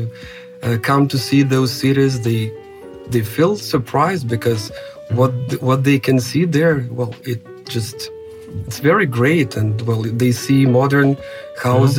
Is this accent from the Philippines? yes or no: no; Ust-Kamenogorsk, East Kazakhstan Region, Kazakhstan; English is a second language; I was born in Kazakhstan in the city called Ust-Kamenogorsk, or in Kazakh, they call it Oskimen